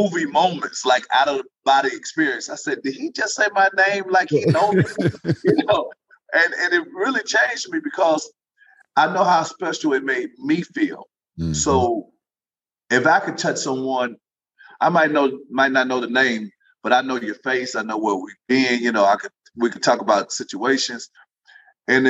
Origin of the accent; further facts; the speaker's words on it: Kentucky, United States; moved away as an adult; also born or lived in Jacksonville, Alabama / Athens, Tennessee / Houston, Texas; I'm actually from Kentucky